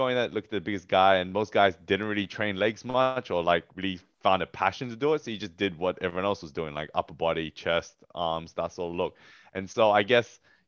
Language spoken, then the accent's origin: English; Australia; as an Australian athlete